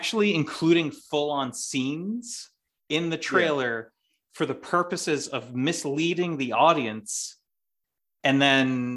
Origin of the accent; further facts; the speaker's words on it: Boston, Massachusetts, United States; accent: Boston; my Boston accent only comes out when I'm far from home or drunk